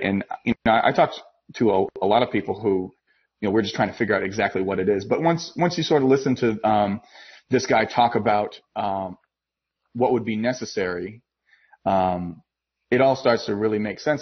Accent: Massachusetts, United States; I'm from Massachusetts

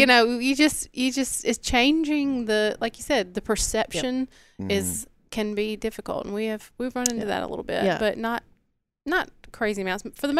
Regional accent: Mississippi, United States; I'm from the Delta.

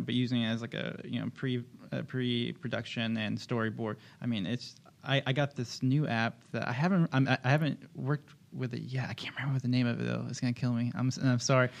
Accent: Kansas, United States; moved away; I'm originally from Kansas, so I'm still getting used to the beach

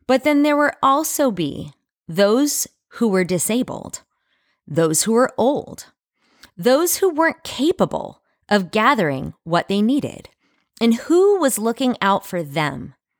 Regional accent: United States; as an American

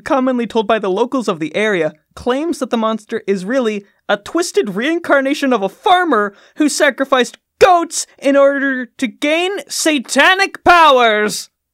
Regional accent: Midwest, United States; I'm saying this as a Midwesterner

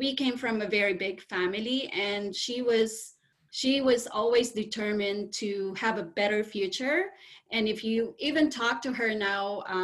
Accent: Philippines; I was born and raised in the Philippines

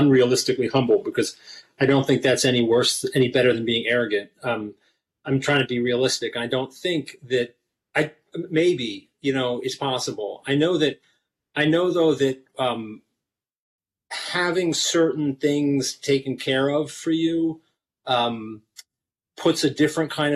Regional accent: Philadelphia, Pennsylvania, United States; I grew up in Philly

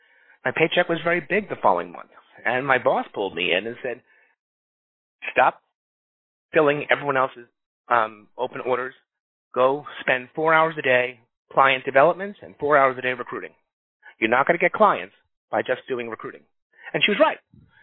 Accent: New York City, New York, United States; moved away as an adult; now in Los Angeles, United States; I grew up in Astoria, Queens, New York. And after college, and a couple of years after college, and from Pace University, I decided to move to give my chance and see if I can get a job in California, in Los Angeles.

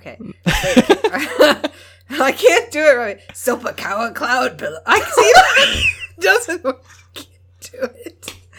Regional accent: Minnesota, United States; accent: Minnesotan; first language English

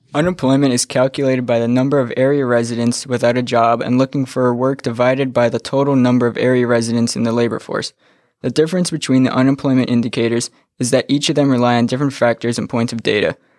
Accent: Kinnelon, New Jersey, United States; I'm from Kinnelon, New Jersey

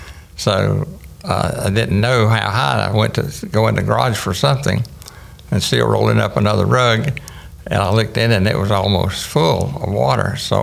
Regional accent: Wauchula, Florida, United States; also born or lived in Fort Lauderdale, United States; now in Fort Myers, United States; I was born and raised in Wachula, Florida.

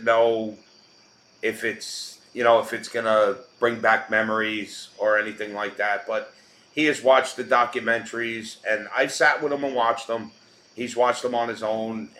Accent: New York City, New York, United States; I grew up in New York my whole life

